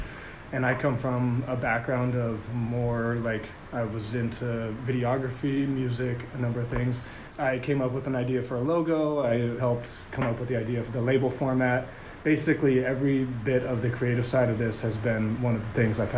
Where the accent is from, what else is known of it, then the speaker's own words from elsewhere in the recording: California, United States; I'm the general manager of Harmony Farms. I come from California, and I'm here because this is what I love to do.